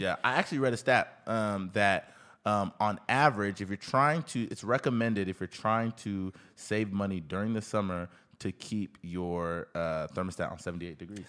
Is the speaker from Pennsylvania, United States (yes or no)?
no; Houston, Texas, United States; I grew up in Houston, Texas